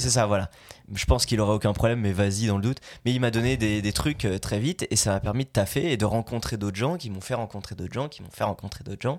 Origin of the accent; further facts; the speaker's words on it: Belgium; moved away as an adult; now in France; Je viens de Belgique, j'ai fait 8 ans de doublage, maintenant j'habite ici.